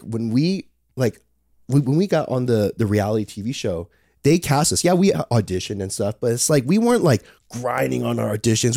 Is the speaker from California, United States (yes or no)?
yes; Palos Verdes, California, United States; also born or lived in Torrance, California; we have a, a, house up there, and that's where I grew up